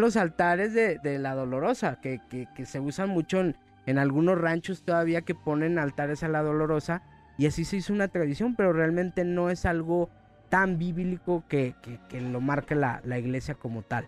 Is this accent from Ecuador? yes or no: no; Mexico; la cultura de, nosotros como mexicanos